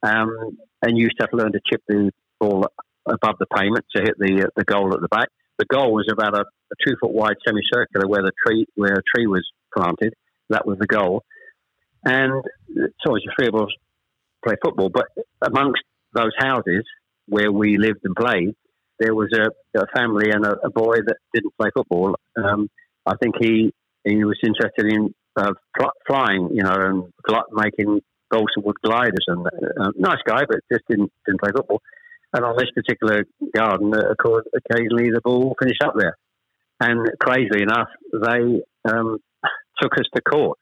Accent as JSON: {"language": "English", "town": "Chelmsford", "region": "East of England", "country": "United Kingdom", "tie": "born or raised there", "also_born_or_lived": "Ashton-under-Lyne / Manchester", "said": "We actually moved south to Chelmsford when I was"}